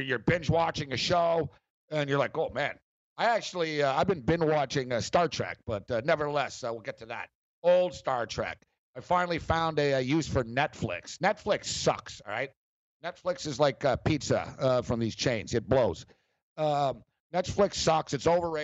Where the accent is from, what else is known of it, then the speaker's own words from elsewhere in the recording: Montreal, Quebec, Canada; We're both from Montreal. And me and Captain Kirk went to the same high school.